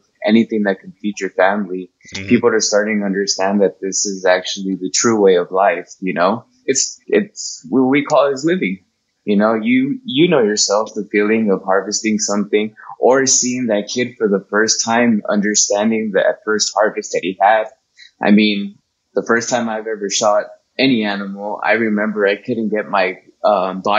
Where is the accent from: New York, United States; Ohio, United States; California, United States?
California, United States; Compton; I was born in Compton